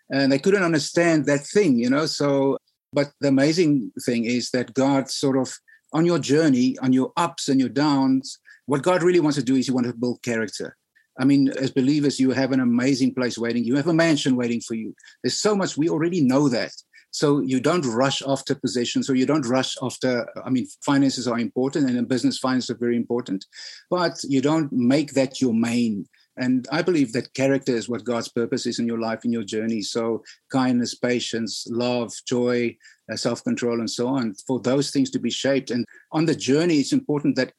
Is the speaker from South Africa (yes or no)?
yes; South Africa; as a South African